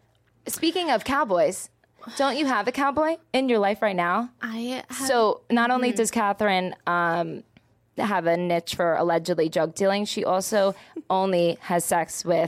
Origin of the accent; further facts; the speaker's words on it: New Jersey, United States; now in Texas, United States; growing up in New Jersey, I really never listened to country music, and then I ended up with a cowboy here in the grand state of Texas